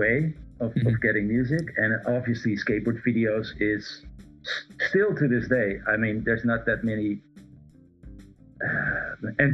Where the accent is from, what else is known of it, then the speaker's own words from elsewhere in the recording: Amsterdam, North Holland, Netherlands; also born or lived in Aruba; I grew up in Amsterdam